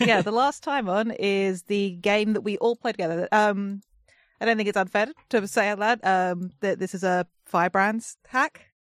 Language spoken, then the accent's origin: English; England, United Kingdom; I'm the English one